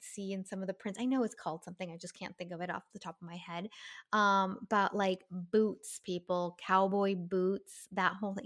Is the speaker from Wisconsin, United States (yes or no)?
no; Southern California, United States; moved away; growing up in Southern California, like it's blazers and yeah. sweaters were pretty much our coats